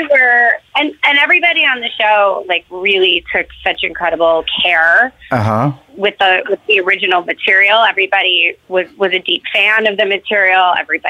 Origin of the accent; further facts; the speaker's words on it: New York City, New York, United States; I grew up in New York City, so I would text like my movie nerd friends who I grew up